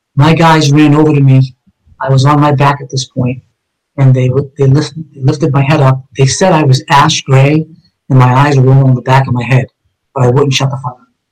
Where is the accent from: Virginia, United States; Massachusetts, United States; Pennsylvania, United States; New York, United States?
Massachusetts, United States; Somerville; I grew up in East Somerville, with all my childhood friends